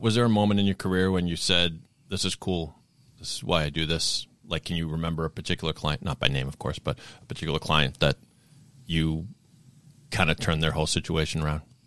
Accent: Sharon, Massachusetts, United States; I grew up in Sharon

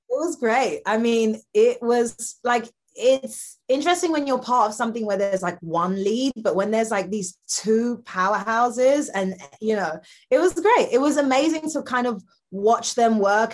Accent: London, United Kingdom; I'm from London.

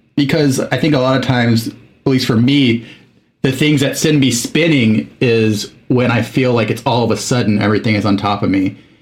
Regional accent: Mexico; moved away as an adult; I was in Mexico from age eight to 19

